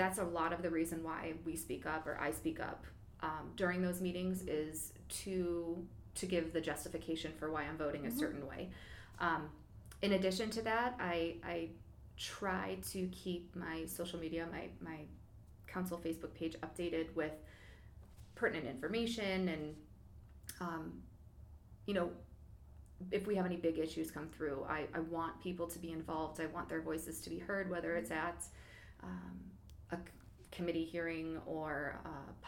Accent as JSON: {"language": "English", "area": "Geauga County", "region": "Ohio", "country": "United States", "tie": "born or raised there", "moved": "as an adult", "lives_now": "Cuyahoga Falls, United States", "said": "I did not grow up in Cuyahoga Falls. I grew up in Geauga County in Amish country"}